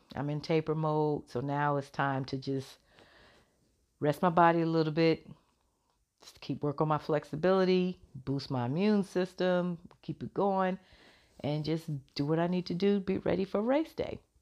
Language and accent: English; Chicago, Illinois, United States; that's my hometown, love Chicago